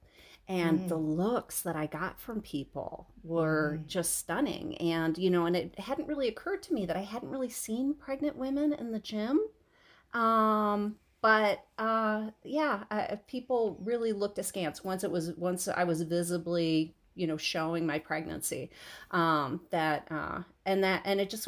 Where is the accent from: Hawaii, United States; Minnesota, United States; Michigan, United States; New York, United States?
Michigan, United States; I grew up in Michigan, downhill skiing on, basically frozen sand dunes